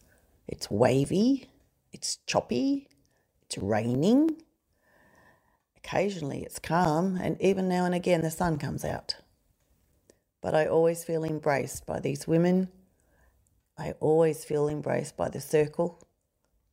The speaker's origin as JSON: {"language": "English", "town": "Belfast", "region": "Northern Ireland", "country": "United Kingdom", "tie": "born or raised there", "moved": "yes", "said": "I was born in Belfast, a place at the time that was full of hatred, fighting, people pitted against each other because of their religion and other reasons as well. We left that town on a ship and we sailed for 6 weeks on a rough sea."}